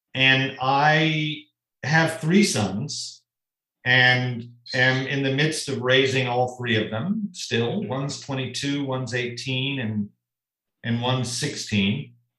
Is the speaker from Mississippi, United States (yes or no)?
no; Tulsa, Oklahoma, United States; moved away; growing up in Tulsa